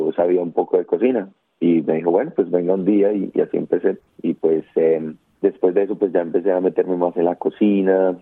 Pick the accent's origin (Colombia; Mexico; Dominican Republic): Colombia; moved away as an adult; now in Australia; mi familia es lo que hace en Colombia, ¿no? Ellos eh, hacen asados, hacen lechonas, hacen comida colombiana tradicional